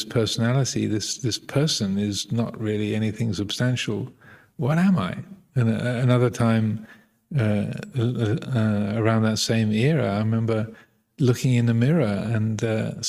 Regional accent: England, United Kingdom; being English

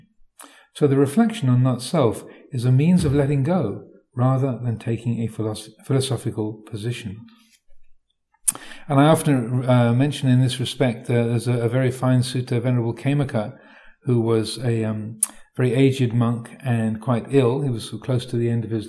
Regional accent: United Kingdom; I'm British

